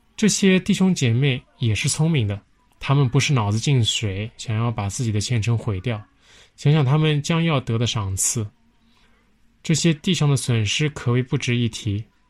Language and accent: Chinese; China; 作为中国人